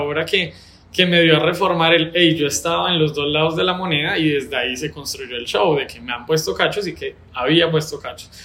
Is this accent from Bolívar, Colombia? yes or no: no; Bogotá, Colombia; also born or lived in Bucaramanga; now in Medellín, Colombia; ser Rolo